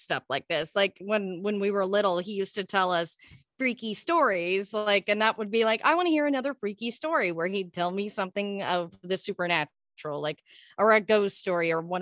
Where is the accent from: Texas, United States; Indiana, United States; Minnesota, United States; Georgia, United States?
Texas, United States; moved away as an adult; now in Los Angeles, United States; I'm originally from Texas. I was out there for most of my life till I was like 25, moved